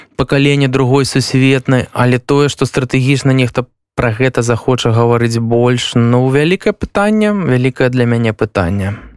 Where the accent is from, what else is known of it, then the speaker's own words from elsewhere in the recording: Belarus; moved away as an adult; also born or lived in Ukraine; now in Poland; мы беларусы